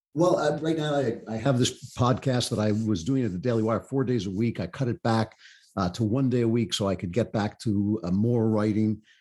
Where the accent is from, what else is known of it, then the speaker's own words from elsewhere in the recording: United States; I grew up in a, a suburban, you know, kinda classic fifties, sixties, uh, suburb